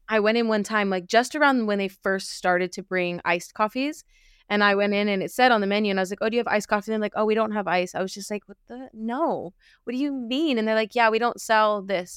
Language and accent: English; Los Angeles, California, United States; moved away as an adult; now in United Kingdom; I am originally from L